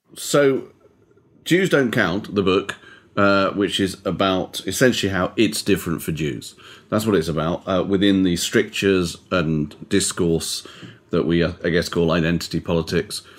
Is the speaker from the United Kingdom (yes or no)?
yes; United Kingdom; I'm a British Jew